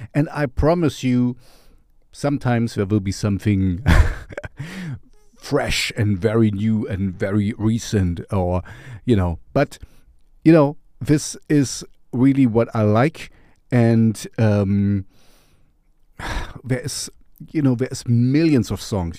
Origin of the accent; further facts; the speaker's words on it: Germany; I am from Germany as well, even if my accent is strange